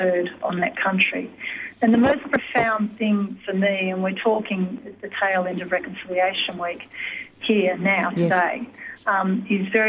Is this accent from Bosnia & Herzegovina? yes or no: no; Sydney, New South Wales, Australia; I was born here on Gadigal land here in Sydney, and I've lived most of my life here